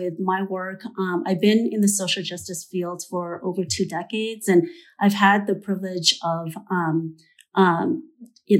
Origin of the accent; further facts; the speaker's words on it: Oshkosh, Wisconsin, United States; now in St. Paul, United States; I'm not originally from Minnesota. I grew up in Oshkosh, Wisconsin, but I've lived in St. Paul for most of my life